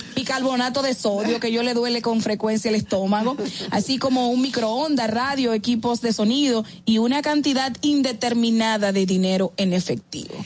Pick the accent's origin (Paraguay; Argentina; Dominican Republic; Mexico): Dominican Republic; como buenos dominicanos